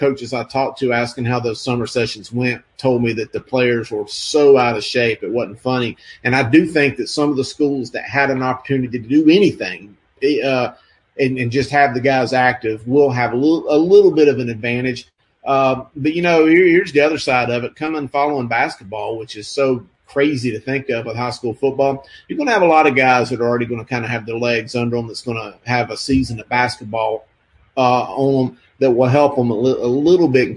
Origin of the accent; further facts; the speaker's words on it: Kannapolis, North Carolina, United States; my neck of the woods where I grew up in Kannapolis